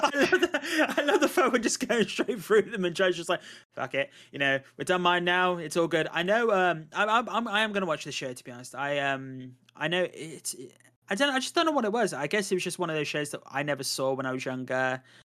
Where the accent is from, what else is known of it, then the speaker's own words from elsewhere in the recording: United Kingdom; I am British